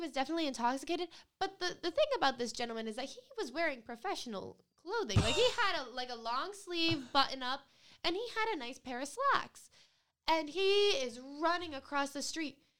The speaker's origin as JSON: {"language": "English", "region": "Rhode Island", "country": "United States", "said": "I'm from Rhode Island"}